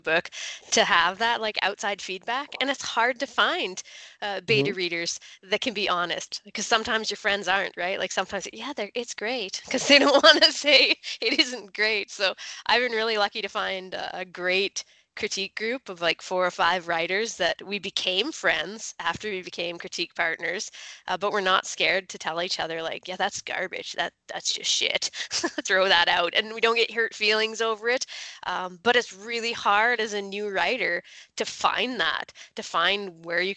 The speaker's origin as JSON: {"language": "English", "region": "Alberta", "country": "Canada", "tie": "born or raised there", "said": "I'm from Alberta, so we're kind of tucked into the Rocky Mountains a bit, but still out on the prairies. I grew up farming"}